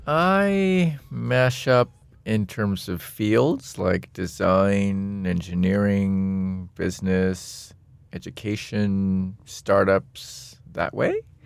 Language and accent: English; Seattle, Washington, United States; I'm from Seattle, Washington.